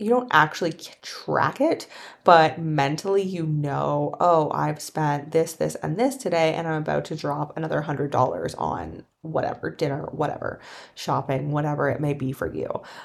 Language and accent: English; Canada; moved away; I'm from Canada